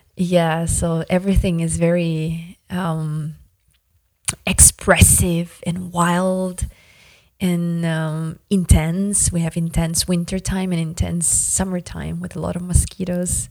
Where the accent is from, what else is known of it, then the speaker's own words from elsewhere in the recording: Yakutia, Sakha Republic, Russia; first language Yakut; English is a second language; It's our traditional greeting of, um, Yakutian people in Arctic Siberia